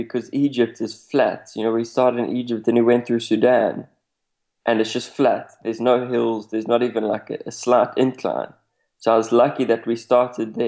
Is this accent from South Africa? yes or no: yes; South Africa; even though I come from South Africa, I hadn't seen much of Africa